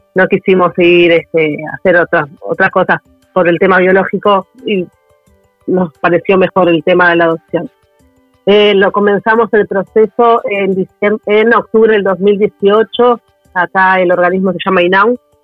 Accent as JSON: {"language": "Spanish", "region": "Montevideo", "country": "Uruguay", "said": "somos de Montevideo los dos"}